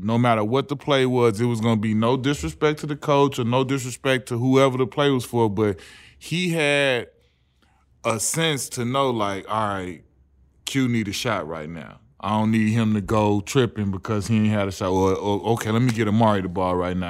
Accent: Chicago, Illinois, United States; moved away as an adult; also born or lived in Los Angeles / Phoenix; we come from Chicago.

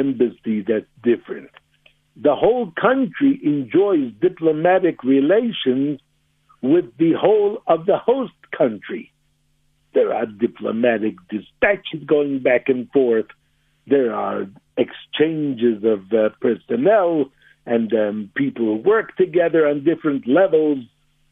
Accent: United States; now in Johannesburg, South Africa; I'm originally an American

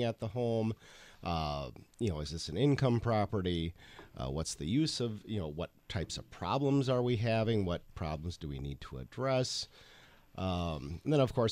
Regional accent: Sturgeon Bay, Wisconsin, United States; moved away; I grew up in Door County

